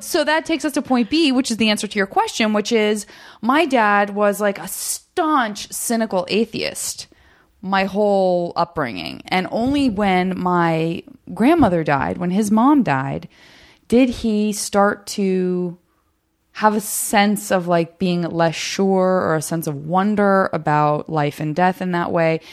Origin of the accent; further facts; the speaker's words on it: Arizona, United States; moved away as an adult; also born or lived in San Francisco; born and raised in Arizona